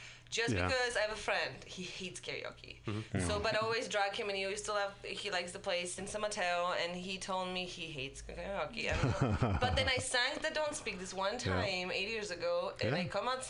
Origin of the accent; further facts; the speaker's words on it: Poland; English is a second language; moved away as an adult; I'm from Poland.